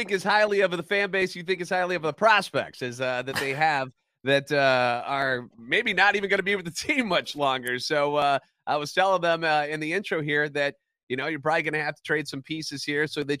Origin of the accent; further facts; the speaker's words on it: St. Louis, Missouri, United States; born and raised in the Lou